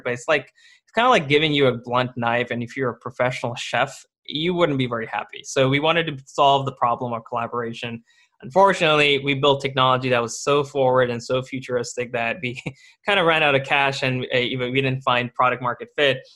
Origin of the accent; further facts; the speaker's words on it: India; moved away; I was born in India